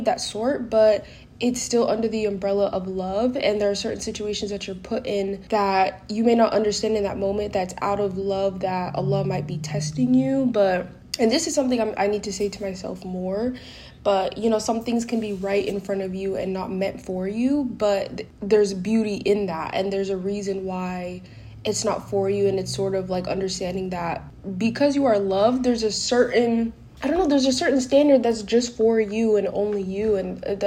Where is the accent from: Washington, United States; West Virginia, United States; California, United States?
California, United States; also born or lived in Guinea; where I grew up in California